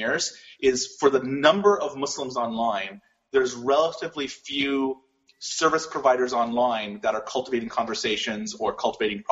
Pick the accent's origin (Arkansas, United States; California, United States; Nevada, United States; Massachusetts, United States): California, United States; Los Angeles; I was born in Hollywood, California